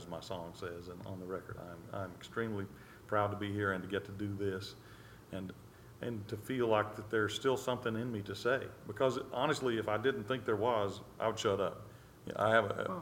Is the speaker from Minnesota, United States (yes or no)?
no; Mississippi, United States; I come from Mississippi and I came through the Mississippi public school system